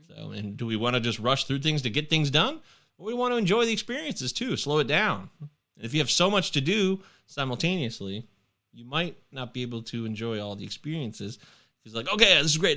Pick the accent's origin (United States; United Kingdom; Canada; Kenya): United States; I'm American